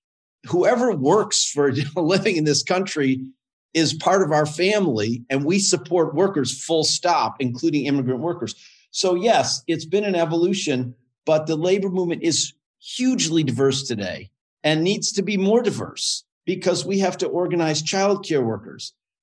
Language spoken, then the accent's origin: English; Berkley, Michigan, United States; when I grew up in Berkeley, Michigan, in the 60s and 70s